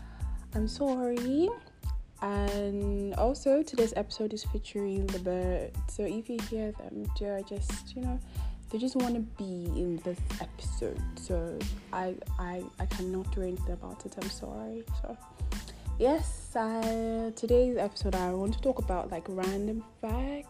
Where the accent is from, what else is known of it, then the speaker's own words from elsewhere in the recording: Nigeria; I'm obviously Nigerian, so you can imagine the struggle of living in Nigeria